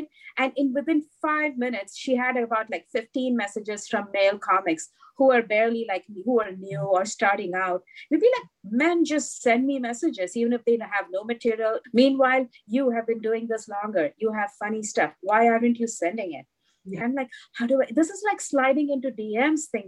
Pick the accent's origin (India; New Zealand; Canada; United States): India; moved away; growing up in India